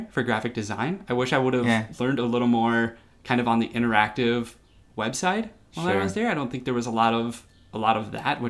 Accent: Golden Valley, Minnesota, United States; also born or lived in Plymouth, Minnesota; I grew up in Golden Valley, and then we moved to Plymouth. So I've just kind of been around this area.

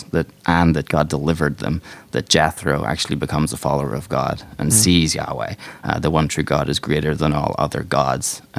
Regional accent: Ireland; moved away as an adult; now in Chicago, United States; we're from Ireland, so we came over to Chicago 4 years ago.

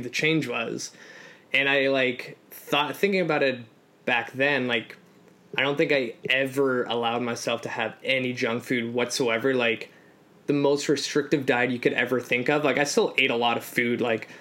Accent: Canada; also born or lived in Poland; I'm an immigrant. So I came to Canada from Poland at 3

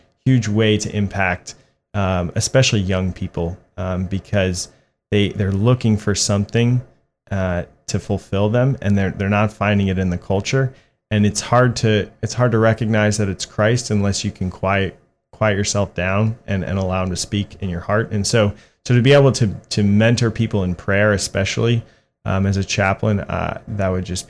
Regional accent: Ashburn, Virginia, United States; also born or lived in Beaufort, South Carolina / Jacksonville; So I was born in Beaufort, South Carolina. My dad was a Marine Corps pilot. I moved down to Jacksonville and then back to Beaufort. And in fourth grade, I moved up to Ashburn, Virginia, which is in the Diocese of Arlington. And I've lived there ever since.

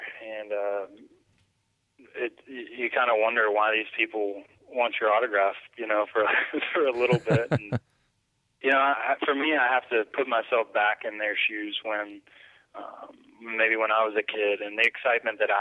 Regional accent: Georgia, United States; we grew up in Georgia

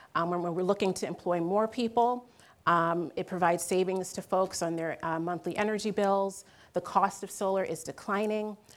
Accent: Philadelphia, Pennsylvania, United States; I'm originally from Philly

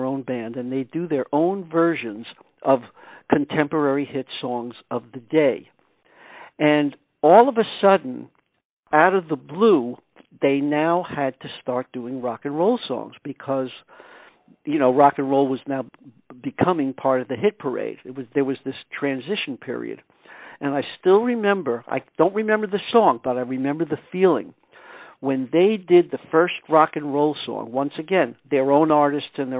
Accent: New York City, New York, United States; also born or lived in Eastchester, New York; I was born in Brooklyn, New York. And we lived there until I was 12 years old. And then we moved to Eastchester, New York, which is a suburb of the city.

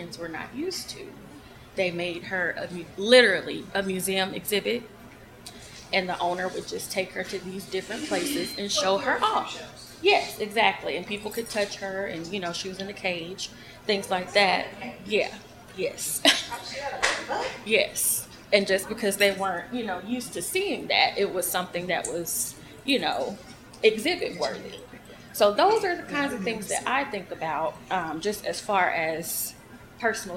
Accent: Atlanta, Georgia, United States; I'm from Atlanta, so I'm used to being in, you know, more of a multicultural kind of place

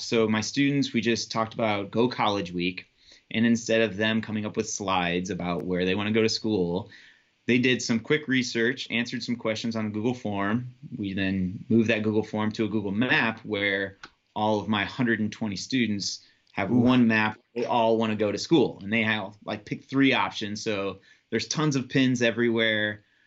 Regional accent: South Bend, Indiana, United States; I'm from South Bend, Indiana

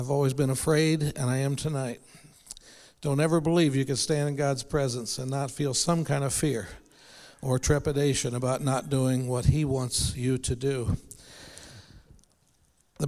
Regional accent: St. Louis, Missouri, United States; I grew up in the South St. Louis around Cherokee Street and Jefferson

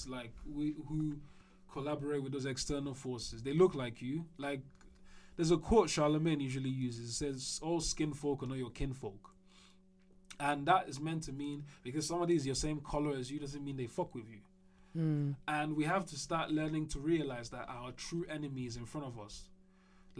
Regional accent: Nigeria; As a Nigerian

